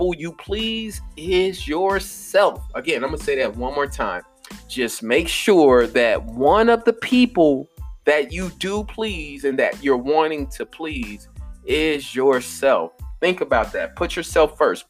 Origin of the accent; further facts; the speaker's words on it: Chicago, Illinois, United States; growing up in Chicago, West Side